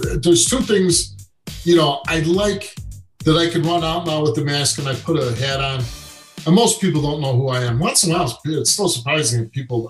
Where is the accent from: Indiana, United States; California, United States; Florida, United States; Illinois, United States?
Illinois, United States; Chicago; I grew up in Chicago with with nothing